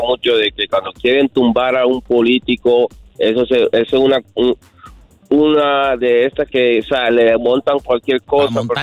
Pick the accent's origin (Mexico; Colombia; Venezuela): Colombia; yo soy colombiano